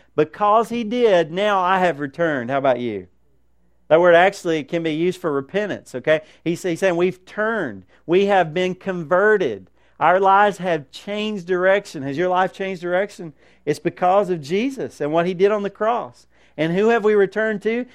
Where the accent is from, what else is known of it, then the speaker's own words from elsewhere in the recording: United States; as Americans